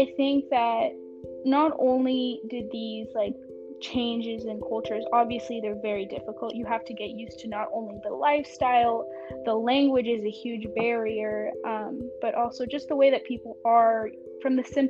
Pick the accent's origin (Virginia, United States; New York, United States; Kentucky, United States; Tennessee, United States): Tennessee, United States; Nashville; English is a second language; also born or lived in Mexico; So I was born in Mexico. When I was 2, I moved to Nashville, Tennessee, and that's kind of where I learned English. And all throughout this, at home, we speak Spanish and French.